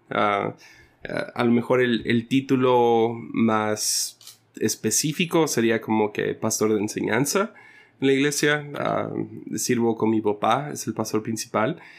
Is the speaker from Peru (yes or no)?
no; San Ignacio, Sinaloa, Mexico; also born or lived in Rosario, Nayarit / Mazatlán; Entonces, mucha de mi niñez fue en San Ignacio, Sinaloa, y en la Cruz de Lota, y diferentes pueblitos como ah, Rosario, en Nayarit y cerca de Mazatlán. O sea, Mazatlán era como que la, base